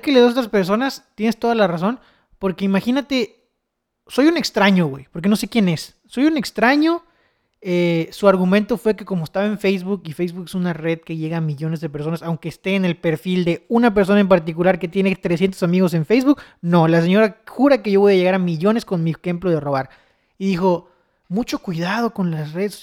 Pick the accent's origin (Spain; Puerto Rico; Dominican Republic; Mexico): Mexico; Chetumal, Quintana Roo; soy de Chetumal